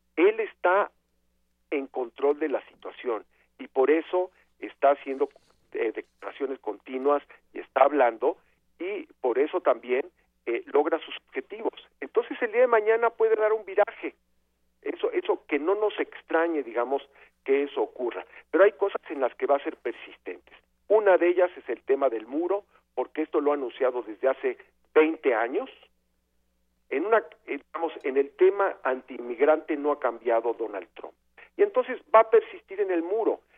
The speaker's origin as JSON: {"language": "Spanish", "country": "Mexico", "said": "como mexicanos"}